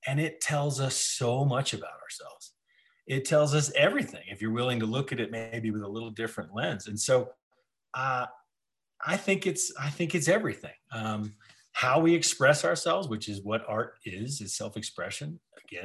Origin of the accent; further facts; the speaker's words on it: Denver, Colorado, United States; I grew up in Denver and on this ranch